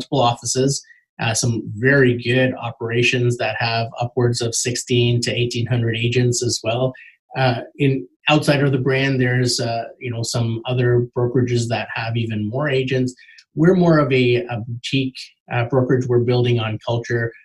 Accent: Markham, Ontario, Canada; I grew up in Markham, so I know it well, and it's great to be able to work in a city that you grew up in.

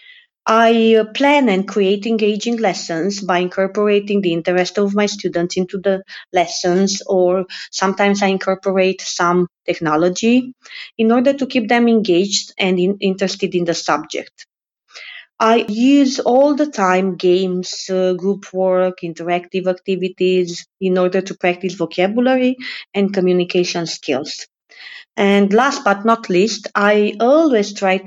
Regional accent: Romania; I am an English teacher from Romania.

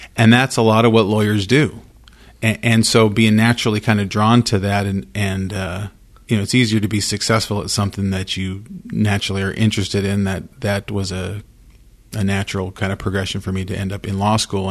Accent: Idaho Falls, Idaho, United States; I grew up in Idaho Falls, went to Idaho Falls High School.

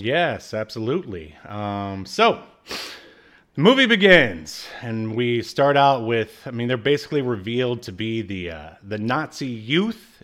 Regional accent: the South, United States; moved away; also born or lived in California; I'm a Southerner

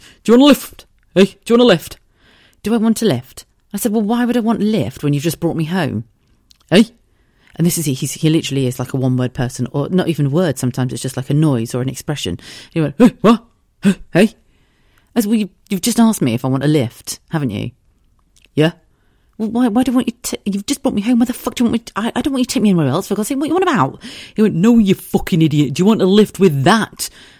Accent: South of England, United Kingdom; also born or lived in United States; Well, I suppose I grew up in the South, but I've lived pretty much everywhere.

